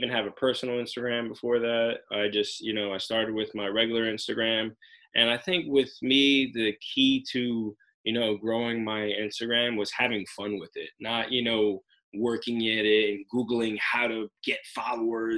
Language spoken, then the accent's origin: English; Union, New Jersey, United States; From Union, New Jersey, have a pizzeria in Roselle Park and Asbury Park, New Jersey